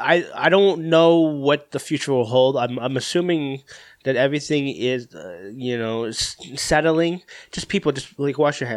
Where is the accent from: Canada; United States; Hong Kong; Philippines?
Philippines; I'm Filipino